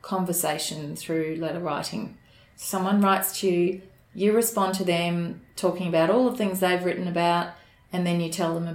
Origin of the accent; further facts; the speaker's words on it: Brisbane, Queensland, Australia; I grew up in Brisbane, all over Brisbane at times